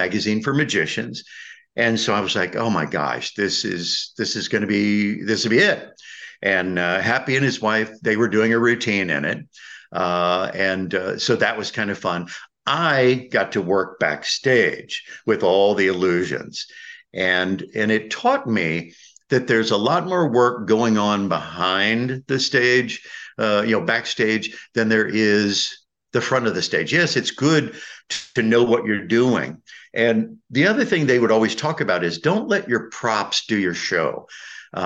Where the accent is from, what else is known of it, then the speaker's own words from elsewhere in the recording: Indiana, United States; I'm being from Indiana